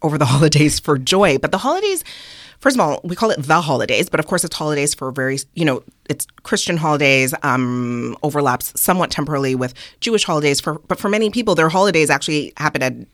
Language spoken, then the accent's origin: English; Montreal, Quebec, Canada; growing up in Montreal, so my mom is Trini and my dad is Nigerian